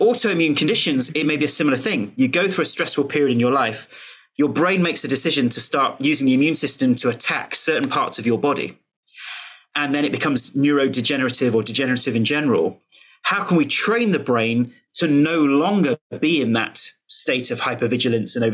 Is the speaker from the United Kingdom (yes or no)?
yes; United Kingdom; as a Brit